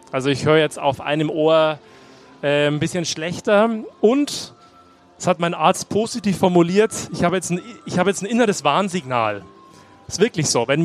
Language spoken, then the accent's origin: German; Bavaria, Germany; Ich bin eben katholisch aufgewachsen im Landkreis Neumarkt in der Oberpfalz, nicht weit weg von hier.